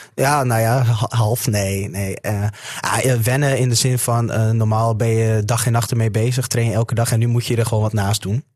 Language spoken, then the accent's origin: Dutch; Assen, Drenthe, Netherlands; ik kom uit Assen